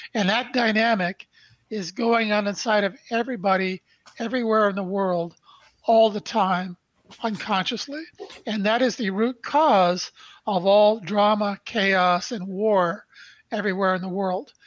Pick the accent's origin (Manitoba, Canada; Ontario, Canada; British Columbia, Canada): Ontario, Canada; Brantford; now in Toronto, Canada; I was born in Brantford, Ontario, Canada on December 1st, 1953. Our family lived in a small two bedroom post World War II bungalow where my mom and dad raised three boys.